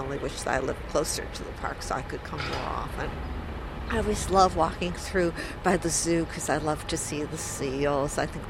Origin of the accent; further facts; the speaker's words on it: New York City, New York, United States; I'm from New York City.